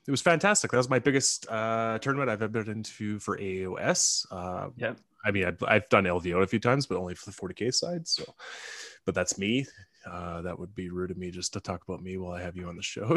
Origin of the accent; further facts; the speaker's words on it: Canada; being Canadian